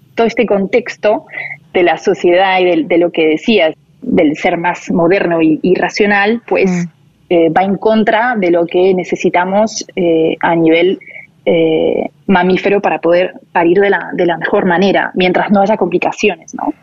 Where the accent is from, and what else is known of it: Paris, Île-de-France, France; born or raised there; moved away as an adult; also born or lived in Buenos Aires, Argentina; now in Barcelona, Spain